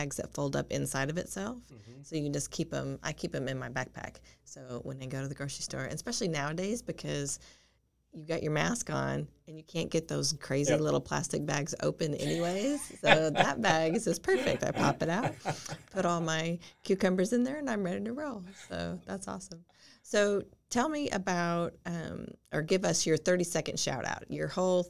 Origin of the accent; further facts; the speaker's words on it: Boulder, Colorado, United States; we're from Boulder